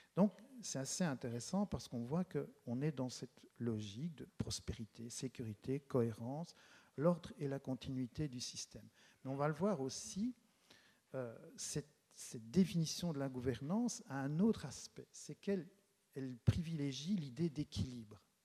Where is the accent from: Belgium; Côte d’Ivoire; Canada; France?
Belgium; Charleroi, Wallonia; je suis Carolo, même si je n'habite pas la ville de Charleroi, j'habite tout près. Et c'est un choix, j'en parlerai peut-être un peu tout à l'heure, c'est un choix d'être resté, d'être resté ici dans, cette région